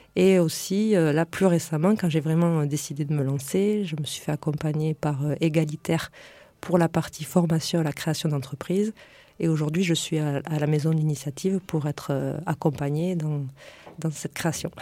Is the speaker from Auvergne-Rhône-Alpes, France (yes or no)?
no; Lot, Occitania, France; also born or lived in Paris region; now in Toulouse area, France; je viens de la campagne. Euh, je viens du Lot